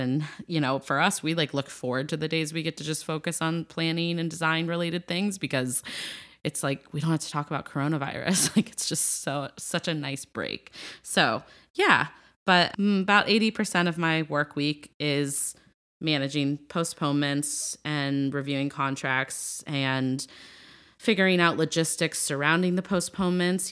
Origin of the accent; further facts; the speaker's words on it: Ohio, United States; I'm from Ohio